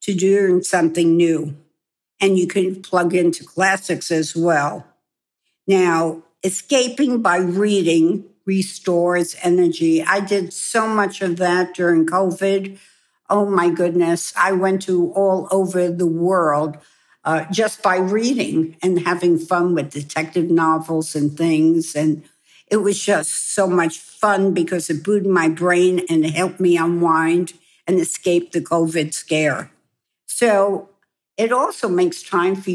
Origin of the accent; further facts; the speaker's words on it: New York, United States; moved away as an adult; also born or lived in Hong Kong; I am a New Yorker